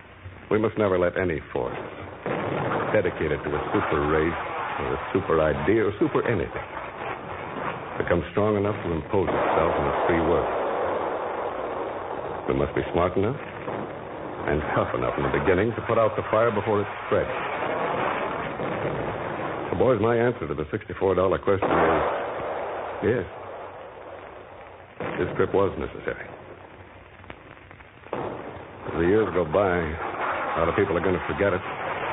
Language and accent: English; Chillicothe, Ohio, United States; I'm from Chillicothe.